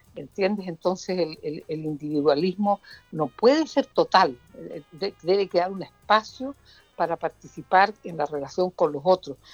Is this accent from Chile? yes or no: yes; Puerto Montt, Los Lagos, Chile; de mi tierra, de Puerto Montt, de la provincia de Yanquihue